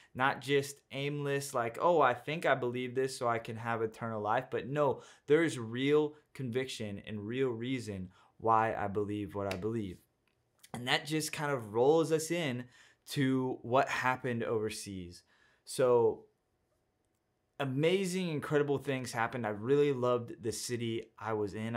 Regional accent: Texas, United States; I'm from Texas

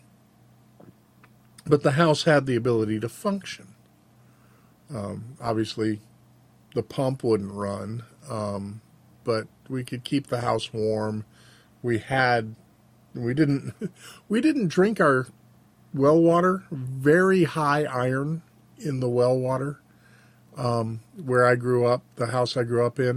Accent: Frenchtown, United States; The house that I grew up in Frenchtown, was actually capable of functioning without electricity

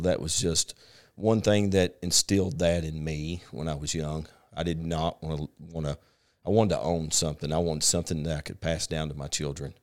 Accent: Paragould, Arkansas, United States; born or raised there; also born or lived in San Diego, California

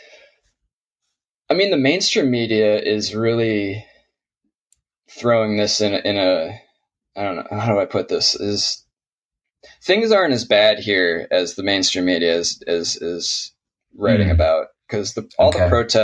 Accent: Michigan near Detroit, United States; now in Portland, United States; I grew up in Michigan near Detroit

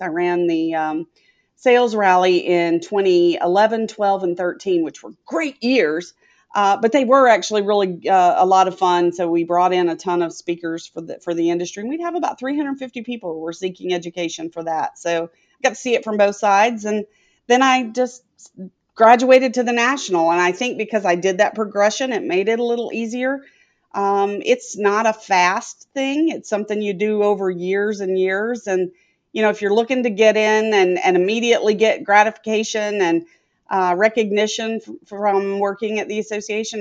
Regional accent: Etowah, Tennessee, United States; moved away as an adult; now in Tampa, United States; I'm from Etowah

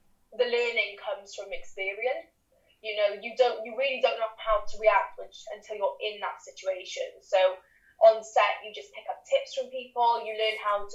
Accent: Cardiff, Wales, United Kingdom; moved away as an adult; now in London, United Kingdom; I'm originally from Cardiff, but I've lived in London for the past 4 years because of drama school

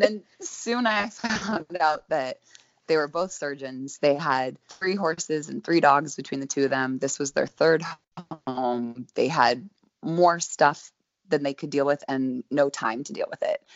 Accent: Sonoma, California, United States; also born or lived in Glen Ellen / San Francisco; now in Northern California, United States; I'm originally from a tiny town called Glen Ellen, which is right next to Sonoma, wine country girl. And, I grew up in Sonoma

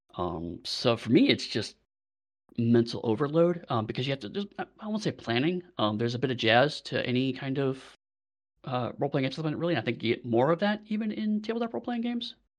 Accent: United States; now in United Kingdom

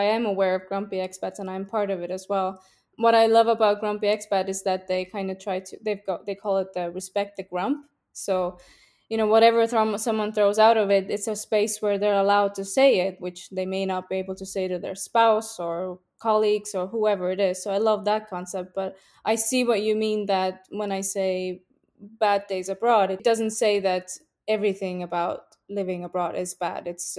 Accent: Estonia; also born or lived in Russia / Finland / Switzerland; I can't say where I'm from because I was born in Russia, and I grew up in Estonia, Finland, and Switzerland. And my family is all over the place too, so I'm a little bit from everywhere.

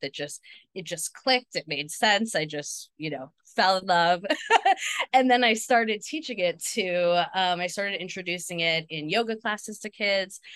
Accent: New Jersey, United States; I grew up in New Jersey

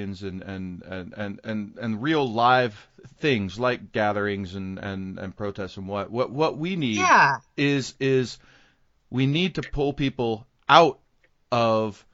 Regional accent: Garland, Texas, United States; growing up in Garland

